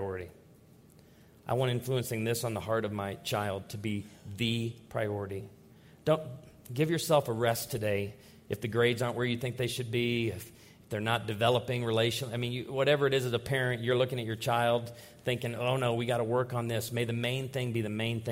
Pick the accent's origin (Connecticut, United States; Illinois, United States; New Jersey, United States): Illinois, United States; Naperville; I grew up outside of Naperville, Illinois. I was born in Naperville, Illinois